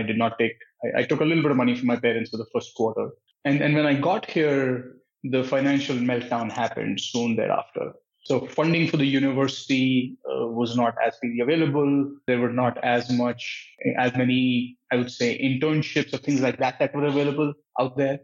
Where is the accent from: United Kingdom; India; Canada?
India; New Delhi, Delhi; moved away as an adult; also born or lived in Patiala, India / Santa Cruz, California; now in United States; I was born and brought up in India, in New Delhi